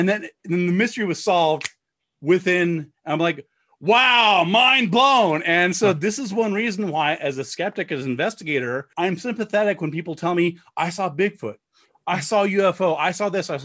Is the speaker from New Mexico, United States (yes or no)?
yes; Corrales, New Mexico, United States; I was commuting from my home where I grew up in Corrales to Albuquerque